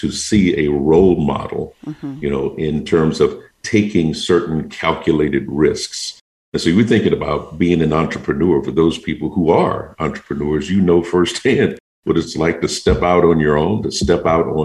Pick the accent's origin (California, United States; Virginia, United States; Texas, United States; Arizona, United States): Texas, United States; Houston; I was born in Houston, Texas, and my wife and I both, and I spent much of my teenage years in a very small town.